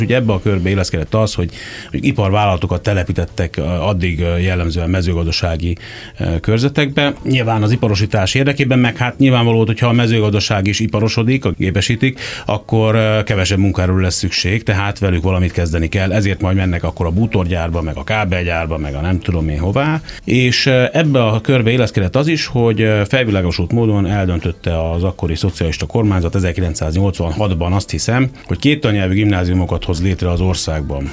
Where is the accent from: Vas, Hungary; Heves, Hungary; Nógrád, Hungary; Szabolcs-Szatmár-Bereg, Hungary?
Szabolcs-Szatmár-Bereg, Hungary; Kisvárda; moved away as an adult; also born or lived in Gödöllő; now in Budapest, Hungary; Büszke vagyok a szabolcsi származásomra, és sokat adott mind a megye, mint pedig a, a város, ahol születtem. Egyébként nem csak, hogy ott születtem, de a közelben végeztem még a gimnáziumi tanulmányaimat is